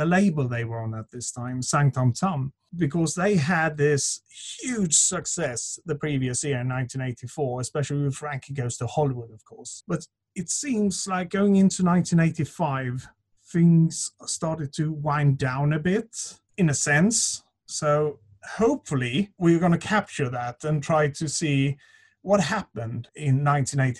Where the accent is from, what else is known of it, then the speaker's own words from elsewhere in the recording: Sweden; English is a second language; moved away; I was growing up in Sweden